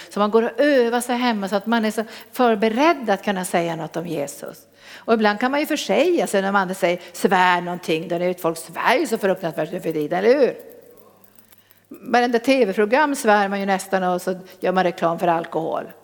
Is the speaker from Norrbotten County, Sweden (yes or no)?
yes; Norrbotten County, Sweden; accent: Norrland dialect; moved away; Då hade jag kvar min norrländska till fullo